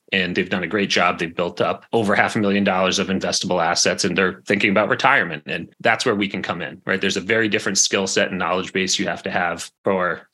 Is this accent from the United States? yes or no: yes; New England, United States; growing up in New England